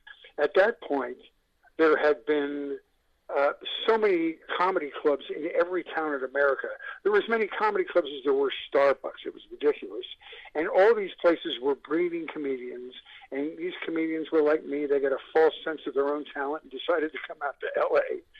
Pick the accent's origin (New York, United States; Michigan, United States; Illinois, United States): New York, United States; Buffalo; moved away as an adult; now in California, United States; I came out in 1980 from Buffalo, New York.